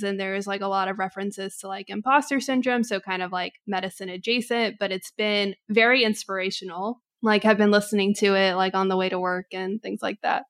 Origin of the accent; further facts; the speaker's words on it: Texas, United States; now in Atlanta, United States; I am born and raised in Texas and then kind of was, had a nomadic existence through life thereafter, but have now since then settled down in Atlanta